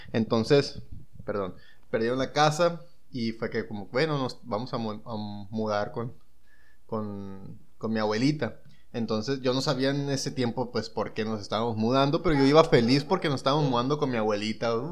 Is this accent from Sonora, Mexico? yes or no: yes; San Luis Río Colorado, Sonora, Mexico; yo soy de, igual, de San Luis Río Colorado